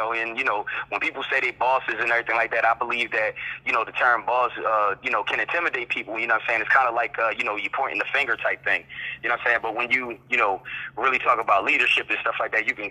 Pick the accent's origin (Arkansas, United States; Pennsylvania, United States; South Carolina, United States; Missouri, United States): Pennsylvania, United States; Philadelphia; moved away as an adult; now in Charlotte, United States; I'm actually from Philadelphia, Pennsylvania. That's where I grew up